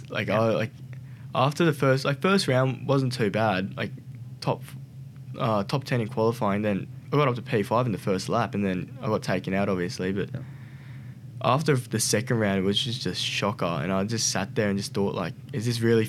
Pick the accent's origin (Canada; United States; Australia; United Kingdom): Australia; I came from Australia